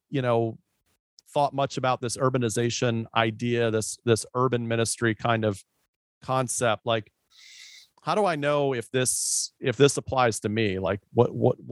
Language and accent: English; Tampa, Florida, United States; I grew up in the Tampa Bay area